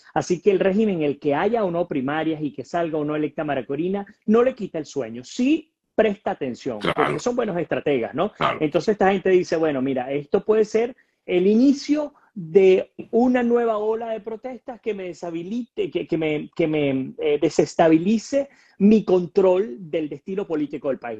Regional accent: Venezuela; nosotros como venezolanos

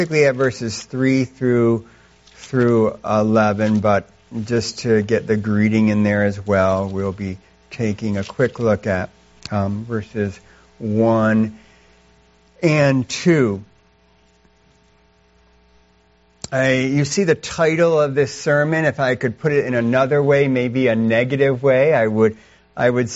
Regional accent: Canandaigua, New York, United States; moved away as an adult; now in China; both Charity and I grew up here in upstate New York. I was born down in Canandaigua

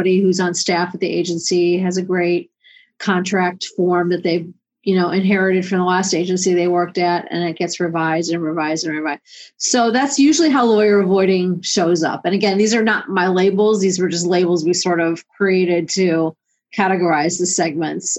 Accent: Cleveland, Ohio, United States; my hometown of Cleveland

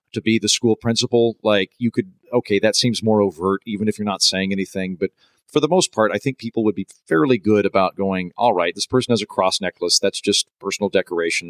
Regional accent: Oklahoma, United States; I grew up in Oklahoma, which is the holster of the Bible Belt

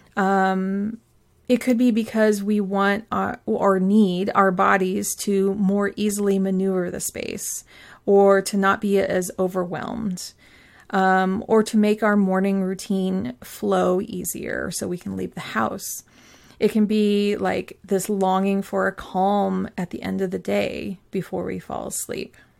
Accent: Pacific Northwest, United States; I grew up in the Pacific Northwest

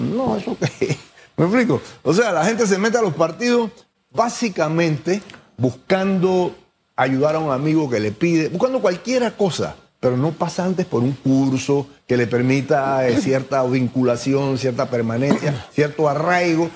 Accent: Panama; así somos los panameños

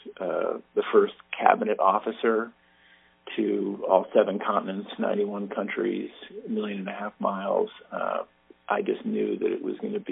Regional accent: Andover, Massachusetts, United States; also born or lived in Wisconsin; now in North Andover, United States; I grew up in Andover, went off to college in Wisconsin, came back

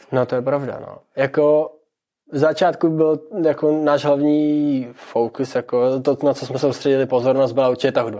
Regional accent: Czechia; moved away as an adult; also born or lived in England / South Bohemia; now in Liberec, Czechia; byli najednou tři Češi v kapele v Anglii

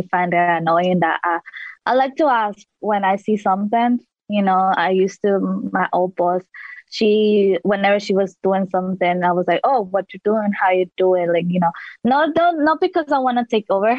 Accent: El Salvador; now in Washington, D.C., United States; when I was back home, my home country, El Salvador

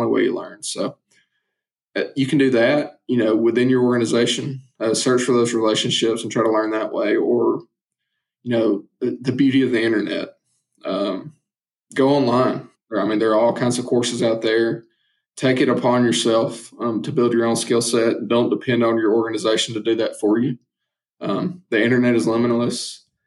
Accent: Northwest Georgia, United States; It was actually in my hometown

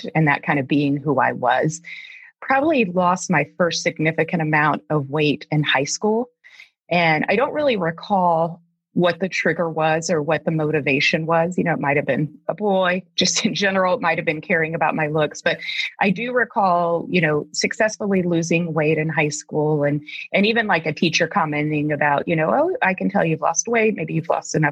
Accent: Deep South, United States; now in Alaska, United States; I grew up in the Deep South

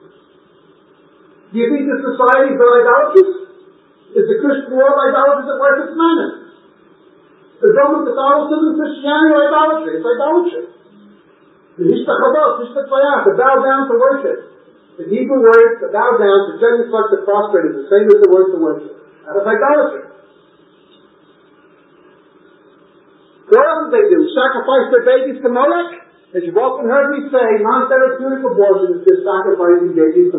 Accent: New York, United States; moved away; I grew up in New York and there's hundreds and hundreds of skyscrapers

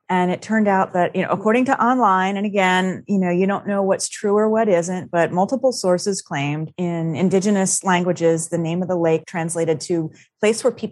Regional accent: Florida, United States; The funny thing is, mostly where I grew up in Florida were urban areas. I was often not that far from the Everglades.

